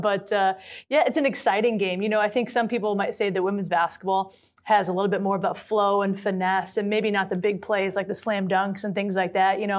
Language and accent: English; Lansing, Michigan, United States; I am a product of the state of Michigan. So my high school had, I'm from the Lansing area